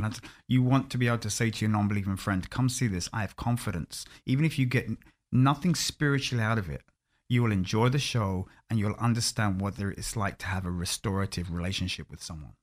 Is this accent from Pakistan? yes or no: no; London, United Kingdom; moved away as an adult; also born or lived in Orlando, United States; I'm born and bred in London